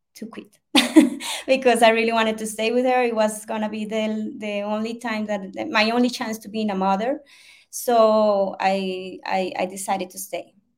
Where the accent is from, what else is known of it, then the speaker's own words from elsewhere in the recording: Colombia; English is a second language; I'm from Colombia, South America. Um, I live in Bogota.